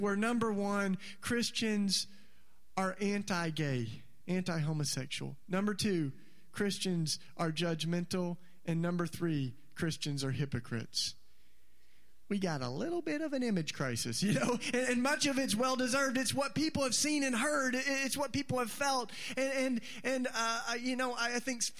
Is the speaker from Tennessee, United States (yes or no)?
yes; East Tennessee, United States; I was raised in East Tennessee